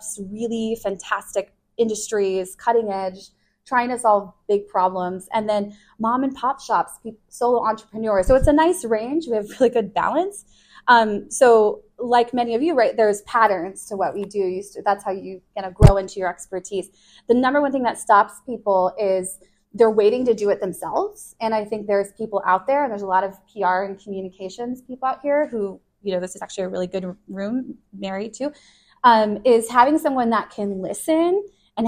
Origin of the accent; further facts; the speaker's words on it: Chicago, Illinois, United States; moved away; I'm from Chicago. My family, we're all really close